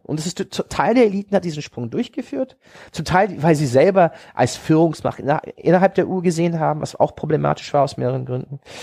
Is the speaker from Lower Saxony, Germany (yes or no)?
yes; Hanover, Lower Saxony, Germany; also born or lived in Oxford; Ich, ich, ich sah mich als Hannoveraner, weil das ist meine Heimatstadt